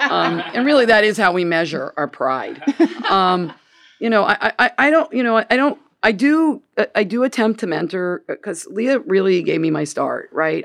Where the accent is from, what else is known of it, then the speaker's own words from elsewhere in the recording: Gainesville, United States; moved away as an adult; now in Canada; I'm from Gainesville